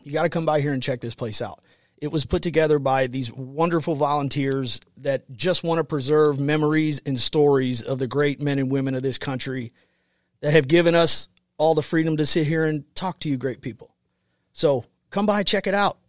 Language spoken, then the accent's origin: English; United States; I grew up on the Mississippi partying, but I was south of the Lock and Dam